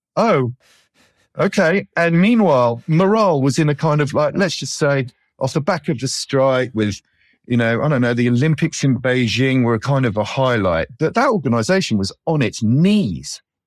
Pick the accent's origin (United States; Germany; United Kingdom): United Kingdom; moved away as an adult; as a Brit